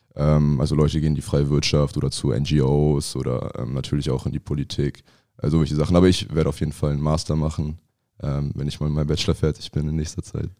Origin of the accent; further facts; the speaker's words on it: Ratingen, North Rhine-Westphalia, Germany; moved away as an adult; also born or lived in Bamberg; now in Berlin, Germany; ich bin in, in Bamberg geboren. Ähm, also mein Vater kommt aus Franken und meine Eltern haben da gelebt, haben sich da kennengelernt. Ähm, und dann mit einem Jahr ist äh, meine Familie nach Rating, also neben Düsseldorf, gezogen. Und da bin ich aufgewachsen